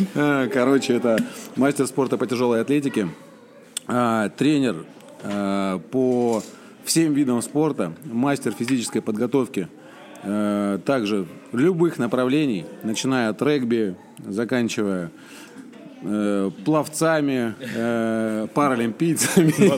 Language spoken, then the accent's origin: Russian; Moscow, Russia; я москвич